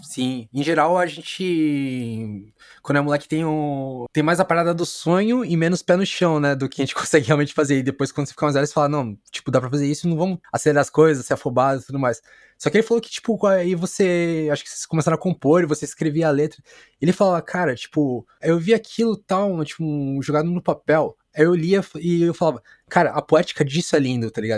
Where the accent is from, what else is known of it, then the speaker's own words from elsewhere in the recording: São Paulo, Brazil; eu sou da Vila Matilde